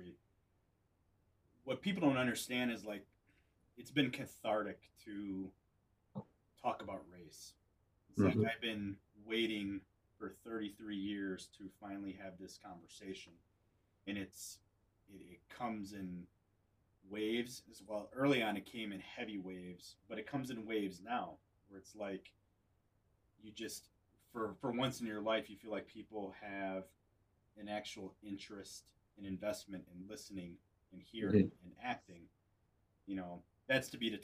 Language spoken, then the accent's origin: English; North Central Wisconsin, United States; also born or lived in military bases; growing up in North Central Wisconsin